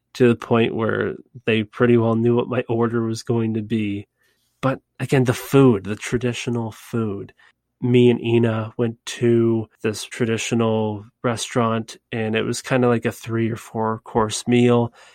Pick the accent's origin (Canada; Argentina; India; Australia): Canada; I'm from Canada